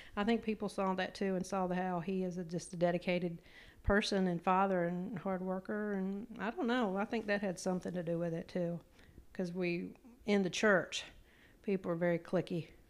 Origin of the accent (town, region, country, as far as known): Eastern Shore of Maryland, United States; born or raised there; moved away